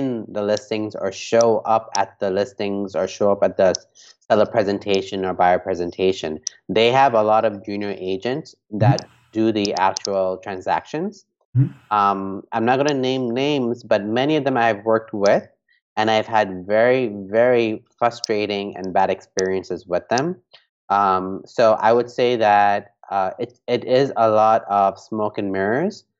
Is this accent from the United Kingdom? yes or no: no; Hong Kong; moved away; also born or lived in New York; I grew up in Hong Kong